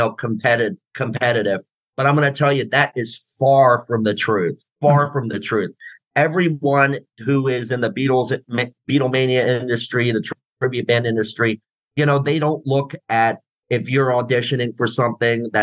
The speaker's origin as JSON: {"language": "English", "town": "Palmyra", "region": "Pennsylvania", "country": "United States", "tie": "born or raised there", "moved": "as an adult", "lives_now": "Florida, United States", "said": "my hometown of Palmyra, Pennsylvania, just my old stomping grounds"}